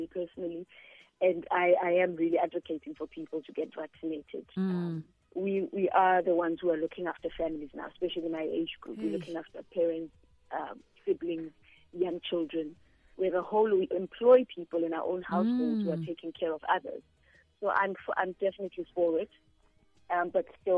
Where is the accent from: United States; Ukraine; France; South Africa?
South Africa; Pretoria, Gauteng; also born or lived in Soweto, South Africa; I was raised in Pretoria